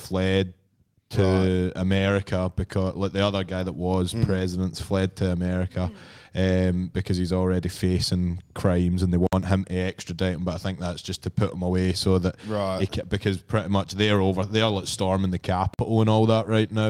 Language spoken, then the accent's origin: English; Scotland, United Kingdom; you probably wouldn't even be able to tell that I'm from Scotland.